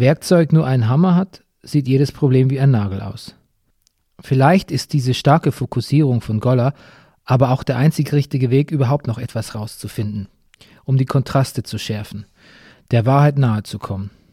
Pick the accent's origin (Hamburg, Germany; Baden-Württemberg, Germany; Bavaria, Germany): Bavaria, Germany; meiner Heimat Bayern